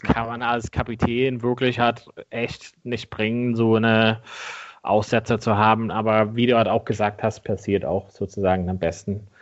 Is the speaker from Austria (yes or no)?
no; Ireland; moved away; meinem Heimatland Irland